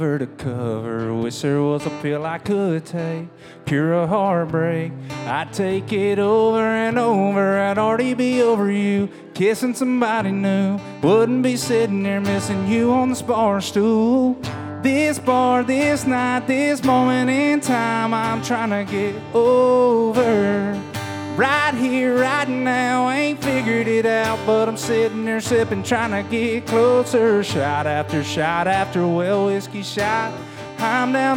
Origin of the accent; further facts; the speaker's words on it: Cochran, Georgia, United States; I am from Cochran, Georgia